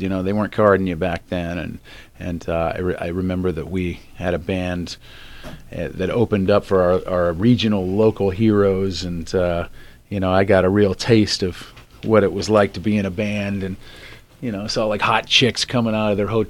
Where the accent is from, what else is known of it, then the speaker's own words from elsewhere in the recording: Bloomington, Indiana, United States; also born or lived in South Bend, Indiana; now in California, United States; I was born in South Bend, but I actually grew up in Bloomington, Indiana, which is the home of Indiana University